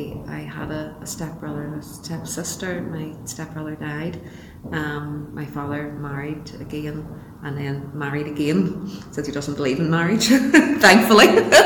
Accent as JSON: {"language": "English", "town": "Belfast", "region": "Northern Ireland", "country": "United Kingdom", "tie": "born or raised there", "said": "Okay. Well, I was born on the Newton Arch Road. I'm actually the third generation of my family. We was born in a street called Thistle Street at the bottom of the road. Later on, we moved up to Beaver Estate, and I went to school up there, and then I came back down to Newton Arch Road"}